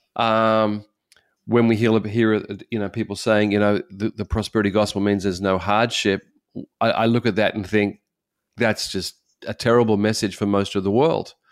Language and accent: English; Australia; moved away as an adult; now in Japan; I'm an Australian